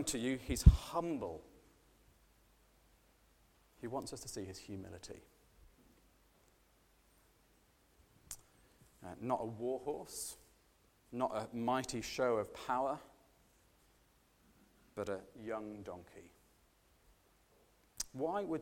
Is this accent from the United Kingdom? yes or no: yes; United Kingdom